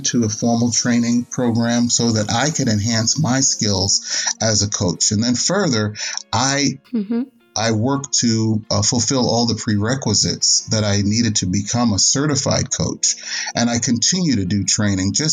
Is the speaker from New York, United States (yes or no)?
yes; New York City, New York, United States; now in Dallas-Fort Worth, United States; Originally, I'm from New York City. I grew up in the city, and my wife and I currently live in the DFW, Dallas-Fort Worth area.